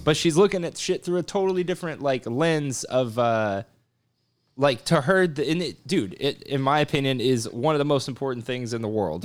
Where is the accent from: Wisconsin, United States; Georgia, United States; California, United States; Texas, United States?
Texas, United States; South; also born or lived in Grand Prairie, Texas / Louisiana; I'm from South Texas